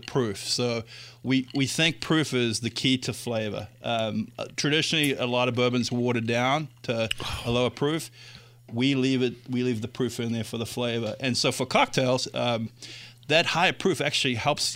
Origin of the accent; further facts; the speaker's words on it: South Africa; now in Indiana, United States; I'm originally from South Africa